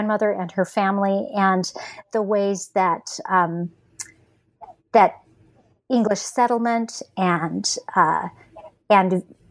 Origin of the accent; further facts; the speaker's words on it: Los Angeles, California, United States; I'm a Westerner by birth. I was born in Los Angeles, and my family lives in the West, in California and in England, and or not England, Utah.